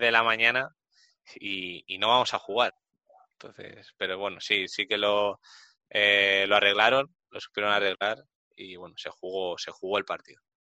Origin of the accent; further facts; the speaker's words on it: Community of Madrid, Spain; yo soy del norte de Madrid